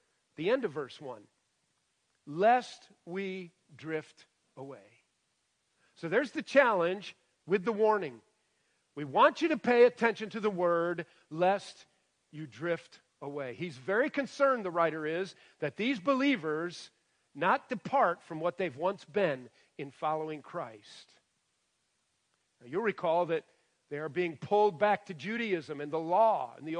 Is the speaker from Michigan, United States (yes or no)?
yes; Michigan, United States; now in West Virginia, United States; I grew up in Michigan.